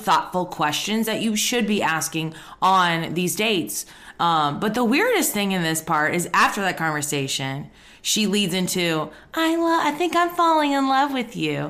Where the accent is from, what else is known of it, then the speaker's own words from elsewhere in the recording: the South, United States; I'm from the South as well